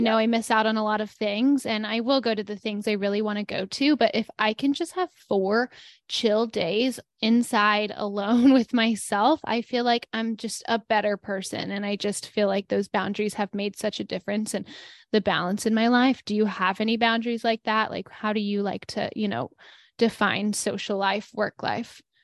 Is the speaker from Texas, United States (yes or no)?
yes; Denton, Texas, United States; moved away; where I grew up in Denton